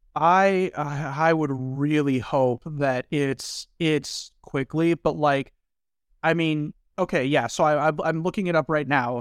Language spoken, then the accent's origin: English; Southern Indiana, United States; I grew up in Indiana